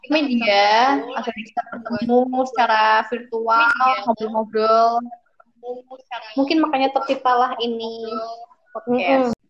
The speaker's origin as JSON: {"language": "Indonesian", "town": "Batang", "region": "Central Java", "country": "Indonesia", "also_born_or_lived": "Solo", "said": "aku tuh dari Batang."}